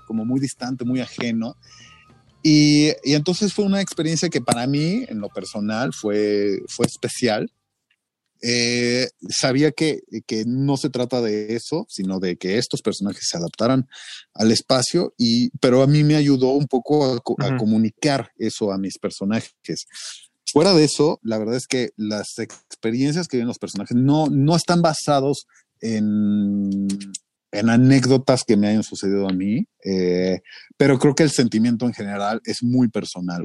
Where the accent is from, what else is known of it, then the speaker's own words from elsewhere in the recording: Mexico; el mestizaje de los mexicanos, ¿no? Esta combinación que ya no, no somos indios, no somos españoles, somos una mezcla